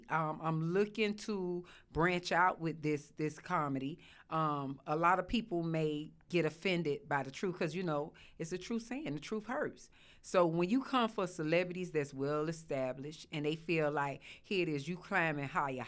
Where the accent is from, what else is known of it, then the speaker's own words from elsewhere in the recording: Miami, Florida, United States; from Miami. I'm known as the …, not only for the South, for the North, for the East, the West, worldwide, baby.